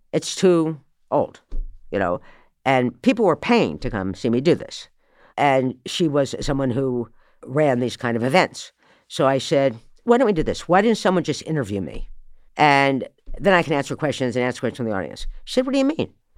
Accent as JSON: {"language": "English", "town": "Morristown", "region": "New Jersey", "country": "United States", "tie": "born or raised there", "said": "I was born in Morristown, New Jersey."}